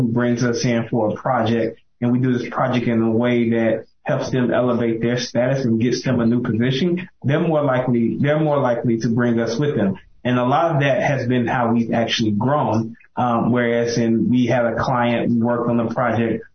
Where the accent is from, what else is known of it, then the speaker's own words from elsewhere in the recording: Mississippi, United States; moved away; my hometown, Mississippi. I'm from one of the small towns